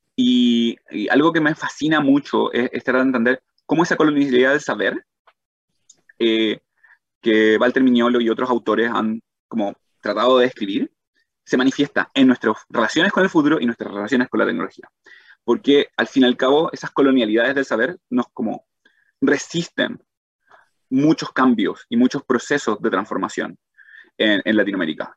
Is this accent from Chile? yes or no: yes; Chile; moved away as an adult; also born or lived in Arizona; siendo chileno